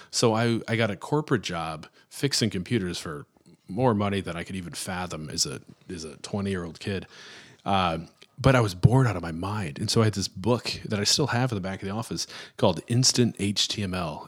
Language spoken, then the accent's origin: English; Florissant, Missouri, United States; I'm from Florissant, Missouri